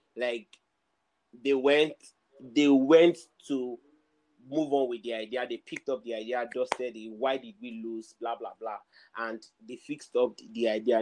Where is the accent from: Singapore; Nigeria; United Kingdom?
Nigeria; especially in Nigeria, especially as Nigerian